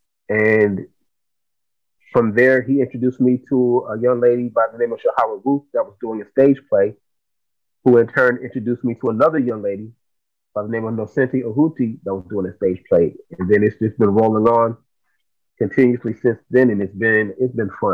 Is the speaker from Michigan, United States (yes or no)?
yes; Grand Rapids, Michigan, United States; moved away; also born or lived in Atlanta; I was born and raised in Grand Rapids, Michigan, here in the United States of America